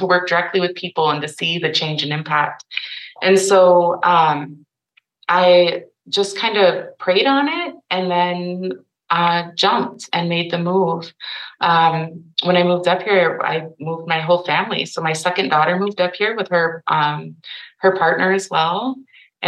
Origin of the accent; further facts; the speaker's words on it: Sioux City, Iowa, United States; now in Minneapolis, United States; I'm urban. I'm from Sioux City, Iowa, but our res is only 30 minutes away